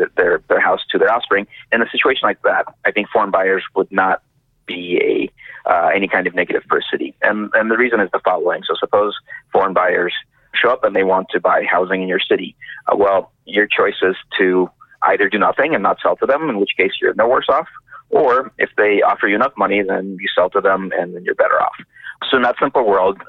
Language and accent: English; San Diego, California, United States; moved away as an adult; also born or lived in New York City / London; now in Vancouver, Canada; I grew up in San Diego.